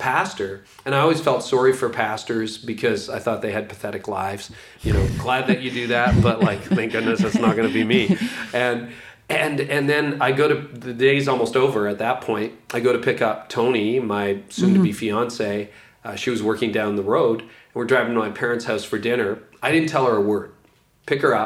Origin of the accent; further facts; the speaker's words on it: Ontario, Canada; a really good law firm in my hometown, a small town in Ontario